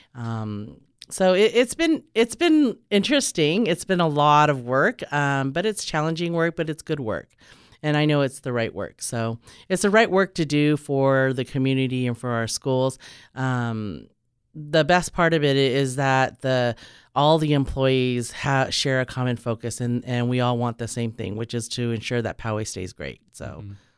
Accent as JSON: {"language": "English", "area": "Orange County", "region": "California", "country": "United States", "moved": "as an adult", "lives_now": "San Diego, United States", "said": "I'm actually originally from Orange County, and I came down to San Diego to attend UCSD"}